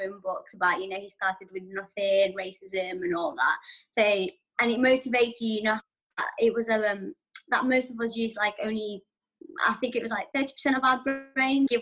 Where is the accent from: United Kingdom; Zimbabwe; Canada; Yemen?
Yemen; first language Arabic; English is a second language; moved away; I could even speak proper English because obviously I'm from Yemen.